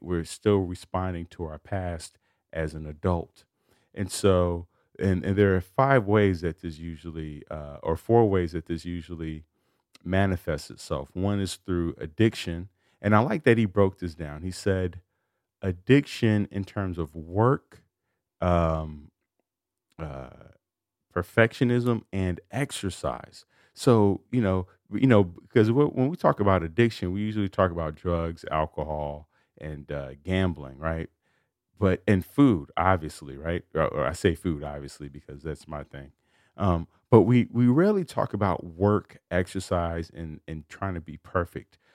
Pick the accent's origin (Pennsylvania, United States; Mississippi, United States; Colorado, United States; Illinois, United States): Illinois, United States; Chicago; I grew up in Chicago